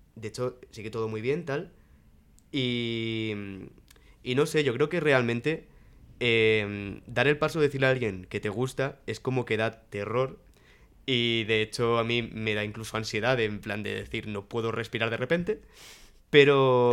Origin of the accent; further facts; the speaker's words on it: Alicante, Valencian Community, Spain; moved away as an adult; now in Madrid, Spain; cuando llegué a Madrid, porque yo soy de Alicante